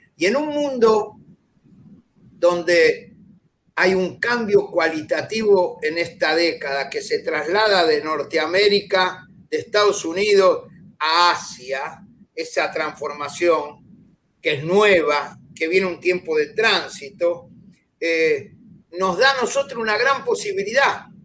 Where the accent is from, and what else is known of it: Argentina